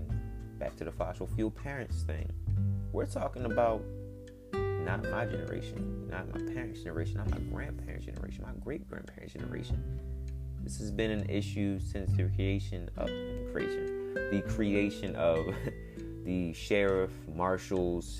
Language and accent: English; United States; When black people first came to America, because we weren't originally from here, we're from Africa